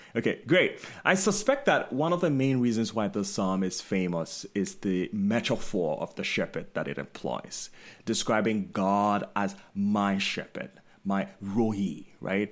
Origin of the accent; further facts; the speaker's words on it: Ghana; moved away; while I was growing up in Ghana